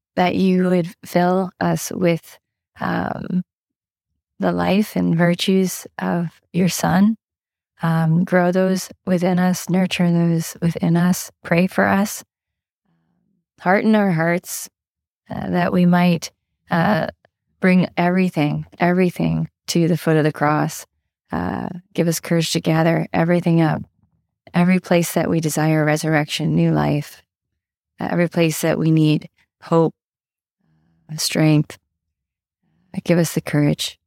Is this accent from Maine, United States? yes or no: yes; Maine, United States; I grew up in Maine